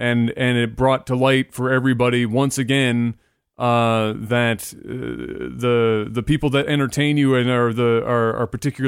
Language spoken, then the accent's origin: English; Canada; as a Canadian